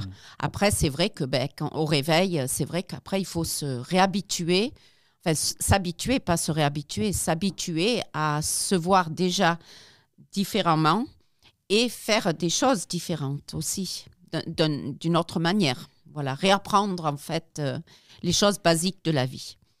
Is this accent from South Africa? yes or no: yes; South Africa; moved away as an adult; now in France; je n'ai pas grandi ici, j'ai grandi en Afrique du Sud